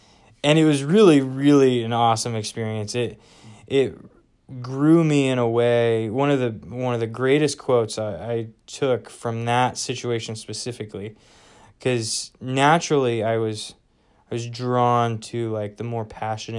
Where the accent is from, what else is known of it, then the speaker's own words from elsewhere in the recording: Midwest, United States; We're from the Midwest, but we were out in West Virginia for my wife's master's degree.